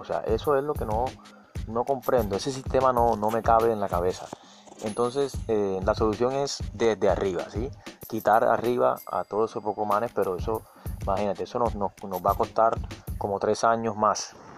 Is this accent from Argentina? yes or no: no; Colombia